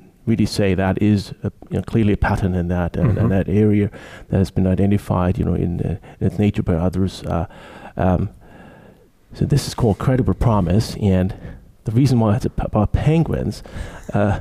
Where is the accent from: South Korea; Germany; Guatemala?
Germany; Munich, Bavaria; now in Ottawa, Canada; I'm from Germany, from Munich precisely originally, currently living in Ottawa, Canada